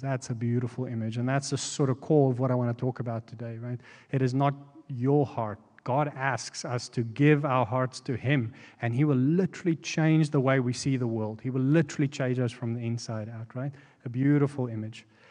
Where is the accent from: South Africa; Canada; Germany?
South Africa; moved away as an adult; now in United States; we're from South Africa